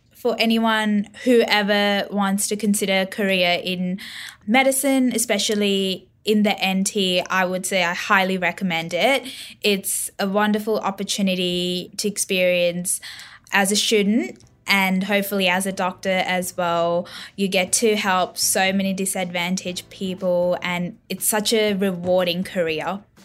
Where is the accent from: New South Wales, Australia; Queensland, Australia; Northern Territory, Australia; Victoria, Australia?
Northern Territory, Australia; growing up, N T has been very supportive of, like, everything I've done